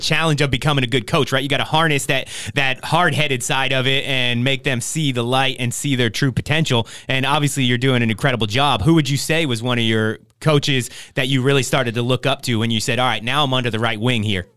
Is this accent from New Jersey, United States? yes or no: yes; New Jersey, United States; now in Oxnard, United States; I grew up in New Jersey playing football in New Jersey